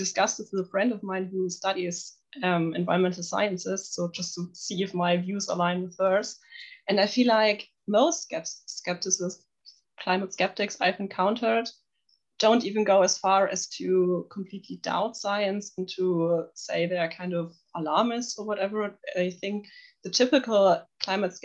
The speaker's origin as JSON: {"language": "English", "area": "near Nuremberg", "region": "Bavaria", "country": "Germany", "tie": "born or raised there", "also_born_or_lived": "Munich", "second_language": "English", "said": "I'm originally from Munich, but I grew up near Nuremberg"}